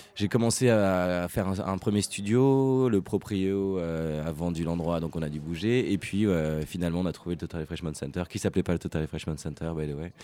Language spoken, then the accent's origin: French; Paris, Île-de-France, France; moved away as an adult; also born or lived in London; je viens de Paris